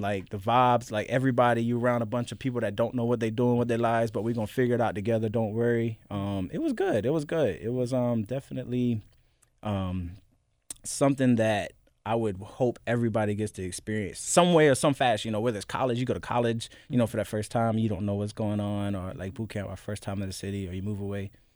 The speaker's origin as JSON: {"language": "English", "town": "Youngsville", "region": "North Carolina", "country": "United States", "tie": "born or raised there", "also_born_or_lived": "Florida / Bahrain", "moved": "yes", "lives_now": "Memphis, United States", "said": "Born and raised, Youngsville, North Carolina"}